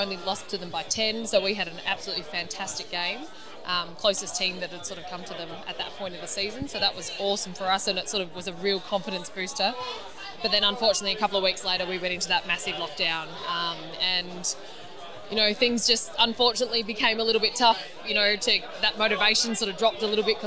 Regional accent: Bendigo, Victoria, Australia; also born or lived in Ballarat; now in Geelong, Australia; I grew up in Bendigo and played locally and stuff there

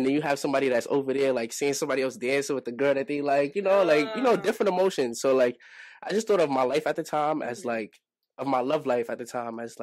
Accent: New York City, New York, United States; also born or lived in Brooklyn; I was born in Brooklyn, but I was raised in Harlem.

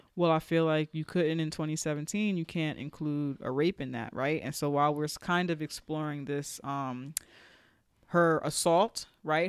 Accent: New York, United States; I'm speaking as a New Yorker

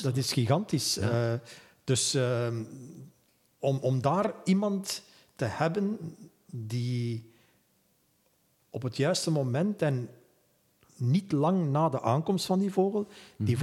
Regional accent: Flanders, Belgium; hier bij ons in Vlaanderen

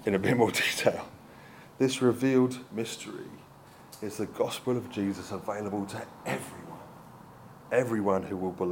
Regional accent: United Kingdom; also born or lived in Brighton / South Africa; now in Bristol, United Kingdom; I'm British

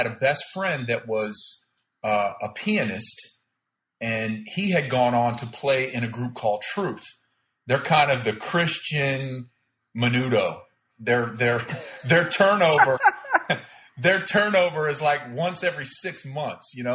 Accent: Plant City, Florida, United States; moved away as an adult; also born or lived in Miami, Florida; I grew up in Plant City, Florida from the time I was in sixth grade

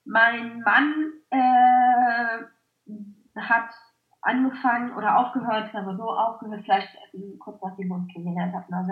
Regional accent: Clausthal-Zellerfeld, Lower Saxony, Germany; Ich habe damals noch bei meinen Eltern gewohnt. Ich komme ursprünglich aus Klausthal-Zellerfeld

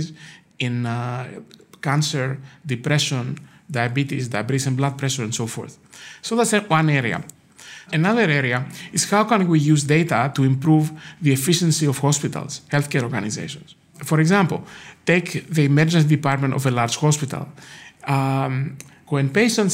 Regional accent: Greece; now in United States; I grew up in Greece

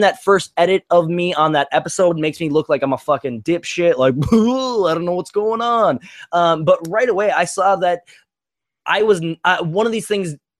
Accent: St. Francis, Minnesota, United States; I'm from St. Francis, Minnesota, I'm a proud delivery pizza boy

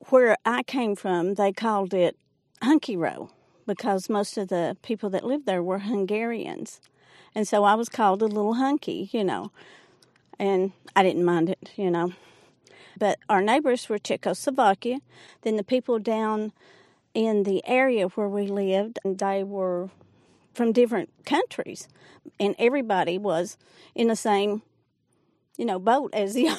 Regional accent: Jenkins, Kentucky, United States; I'm retired from Jenkins Head Start. I was born and raised here.

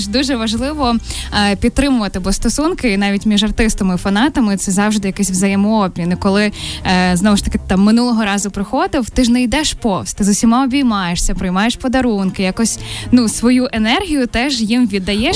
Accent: Zaporizhzhia, Zaporizhzhia Oblast, Ukraine; я з Запоріжжя

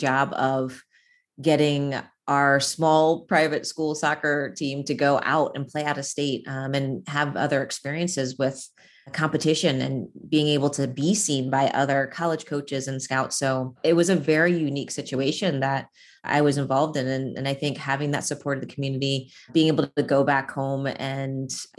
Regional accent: Virginia, United States; I was fortunate in growing up in an area wher

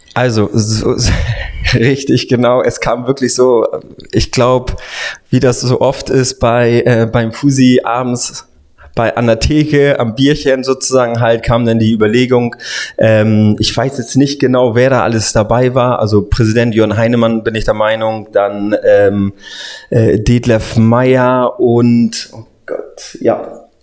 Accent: Hamburg, Germany; Ich bin Hamburger Jung sozusagen dann halt, bin ähm, habe die Jugend bei bei den Vereinen St. Pauli HSV unter anderem gespielt

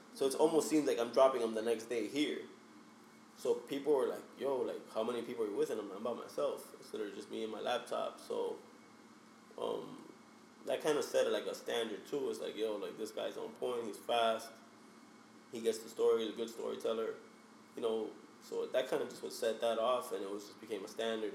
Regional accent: Hialeah, Florida, United States; I'm from Hialeah, Florida. Hialeah is the outskirts of Miami. Um, born and raised there.

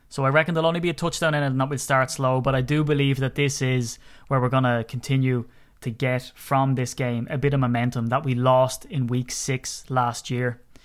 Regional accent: Ireland; I'm Irish

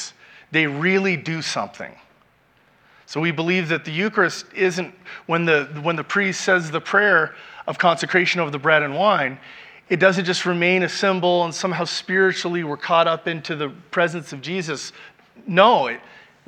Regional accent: Kansas City, Missouri, United States; moved away; I grew up in Kansas City, Missouri

